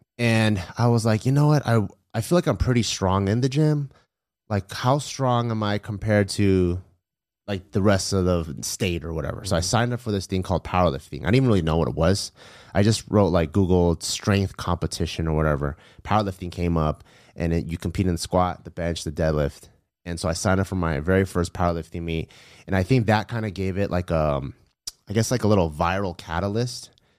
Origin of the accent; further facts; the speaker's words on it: Los Angeles, California, United States; I grew up in LA, okay, but in the San Gabriel Valley.